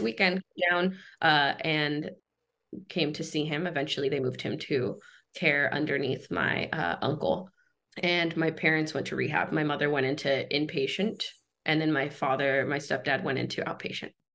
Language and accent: English; Los Angeles, California, United States; I was born in Southern California, grew up in a in a small town on Tongva land called uh, San Pedro, California